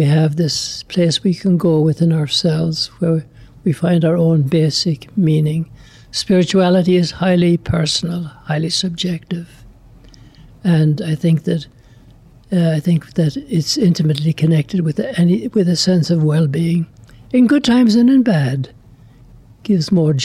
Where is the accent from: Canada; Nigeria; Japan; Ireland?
Ireland; moved away as an adult; now in Lubbock, United States; I'm from Ireland. I like to describe myself as FBI, foreign-born Irish